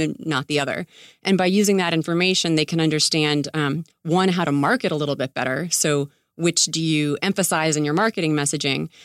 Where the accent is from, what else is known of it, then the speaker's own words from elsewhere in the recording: Tampa, Florida, United States; also born or lived in New York City, United States; now in Santa Monica, United States; I grew up in Tampa Bay